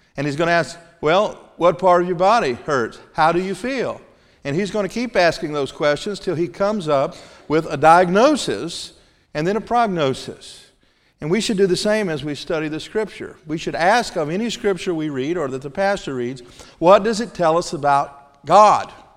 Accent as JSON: {"language": "English", "region": "Mississippi", "country": "United States", "said": "I'm from Mississippi"}